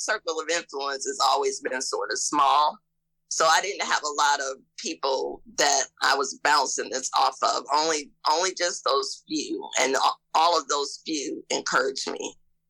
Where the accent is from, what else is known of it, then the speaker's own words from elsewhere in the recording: Ohio, United States; now in Mississippi, United States; I'm from Ohio and I'm coming to Mississippi